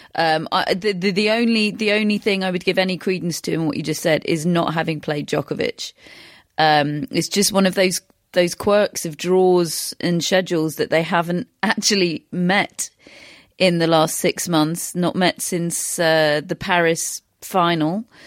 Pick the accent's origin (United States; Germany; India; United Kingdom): United Kingdom; we are British, we have particular experience of Andy Murray.